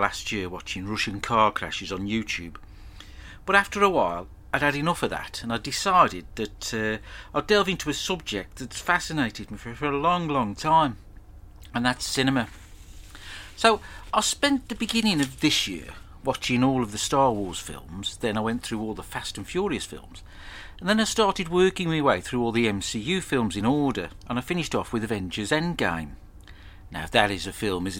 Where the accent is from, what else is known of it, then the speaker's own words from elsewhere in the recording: Edgebury, near Walsall, West Midlands, United Kingdom; I was born and raised here in the West Midlands, a little town called Edgebury, not far from Walsall.